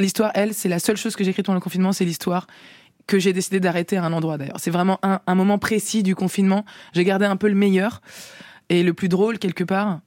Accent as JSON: {"language": "French", "country": "France", "also_born_or_lived": "Poland (ancestry)", "said": "je suis française, en fait. Euh, d'ailleurs, euh, française d'origine polonaise"}